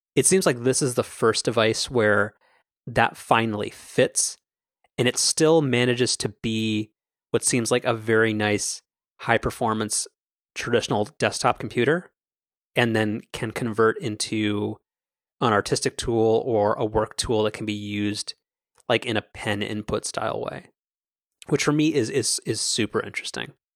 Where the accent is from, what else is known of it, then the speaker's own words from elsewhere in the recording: United States; I'm an American